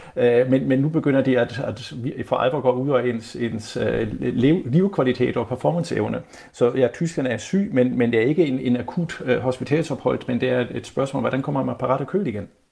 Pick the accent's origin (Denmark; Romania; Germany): Germany; moved away; som tysker